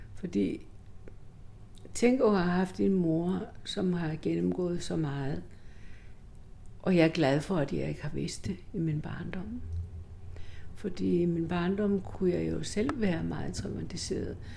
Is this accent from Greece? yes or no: yes; Greece; moved away